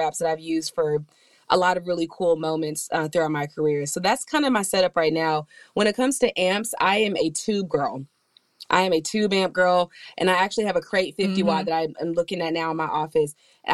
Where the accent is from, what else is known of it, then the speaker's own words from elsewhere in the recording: Atlanta, Georgia, United States; I'm from Atlanta and I grew up in the South